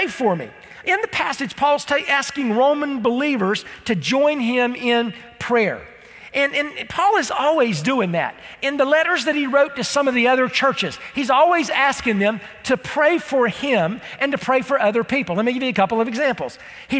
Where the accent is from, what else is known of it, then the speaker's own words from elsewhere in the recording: United States; I'm from Polk County